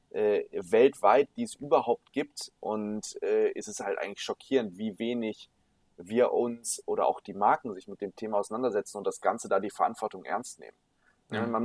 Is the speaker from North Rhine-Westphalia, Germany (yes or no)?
yes; Düsseldorf, North Rhine-Westphalia, Germany; aufgewachsen, irgendwie die Stadt super lieb geworden und äh, bin hier mega gerne